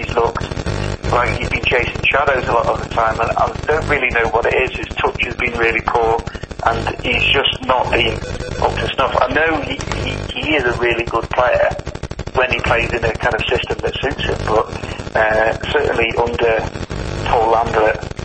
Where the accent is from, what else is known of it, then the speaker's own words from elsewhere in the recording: Blackpool, North West England, United Kingdom; I was born in Blackpool, so Blackpool was technically my local team